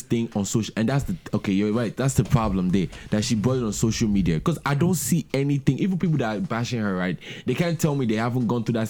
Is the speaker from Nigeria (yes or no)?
yes; Nigeria